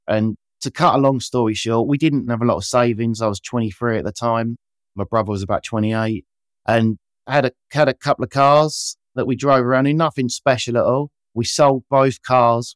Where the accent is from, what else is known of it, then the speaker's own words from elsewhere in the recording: Kent, South East England, United Kingdom; I grew up in Kent using great Kent produce and Bramley apples